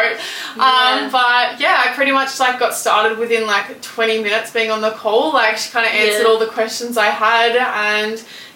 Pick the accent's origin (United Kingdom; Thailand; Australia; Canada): Australia; Melbourne, Victoria; I am 22 from Melbourne, Australia, and I'm a full-time digital entrepreneur